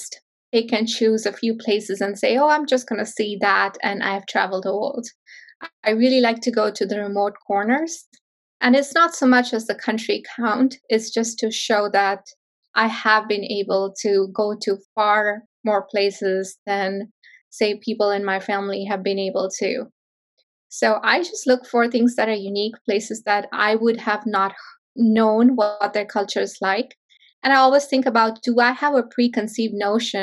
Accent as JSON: {"language": "English", "region": "northern India", "country": "India", "tie": "born or raised there", "moved": "yes", "said": "So I grew up in India, in a small town in northern India."}